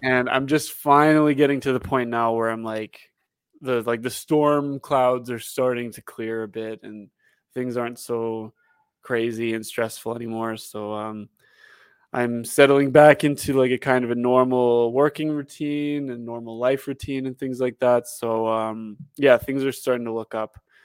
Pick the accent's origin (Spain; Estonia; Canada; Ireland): Canada; also born or lived in Calgary; we were all Canadian